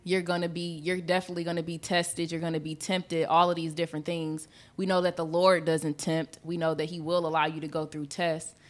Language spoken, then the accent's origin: English; Michigan, United States; we from, we're from Michigan